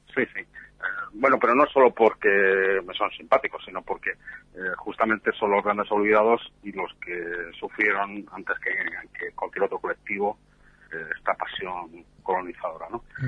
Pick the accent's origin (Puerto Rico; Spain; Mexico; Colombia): Spain; yo que soy español